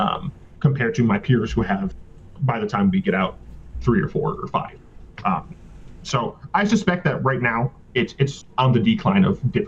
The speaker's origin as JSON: {"language": "English", "region": "Michigan", "country": "United States", "also_born_or_lived": "Virginia", "lives_now": "Mississippi, United States", "said": "Like, I'm originally from Michigan. I've mm-hmm. spent most of my life in Virginia, and I'm now in, so from the north to the south, now I'm in the deep south. I'm in Mississippi."}